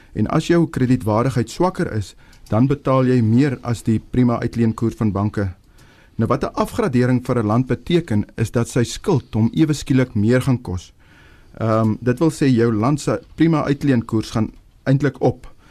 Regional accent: Upington, Northern Cape, South Africa; moved away; ek kom oorspronklik van Appington af

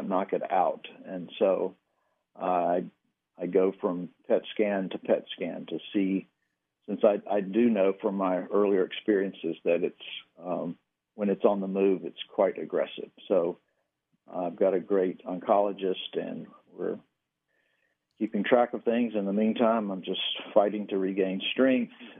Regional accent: Danville, Virginia, United States; moved away; I went back to my hometown in Virginia, and back to Danville, where I grew up

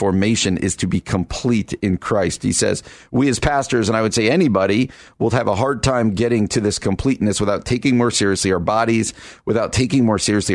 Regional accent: East Coast, United States; now in Chicago, United States; I grew up out on the East Coast

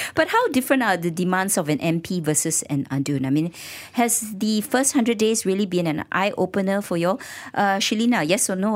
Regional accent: Kuala Lumpur, Malaysia; I'm a K L resident

